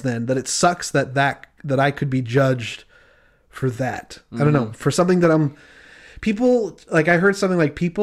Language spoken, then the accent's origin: English; Utah, United States; I grew up in Utah